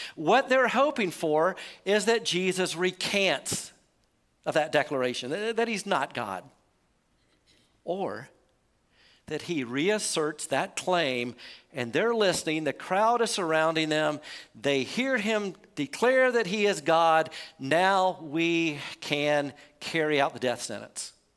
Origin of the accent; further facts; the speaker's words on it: United States; we're American